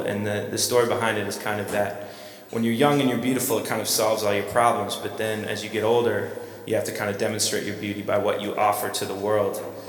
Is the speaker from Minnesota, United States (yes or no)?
yes; Minneapolis, Minnesota, United States; I'm from Minneapolis, Minnesota